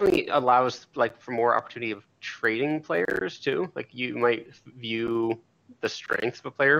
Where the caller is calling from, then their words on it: Idaho, United States; Calling from Idaho.